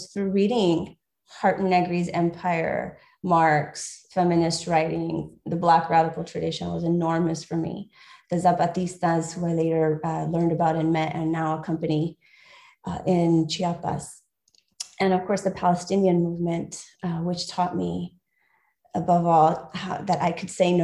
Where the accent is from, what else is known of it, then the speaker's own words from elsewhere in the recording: Guatemala; moved away; I am from Guatemala, from the Maya people, the Mam people of the highlands, of the mountains